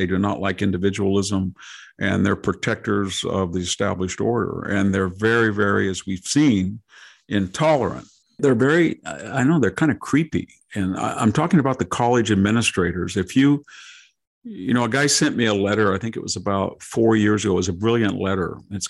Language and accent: English; Selma, Alabama, United States; I can remember talking to a guy and I said, well, you know, I was from Selma.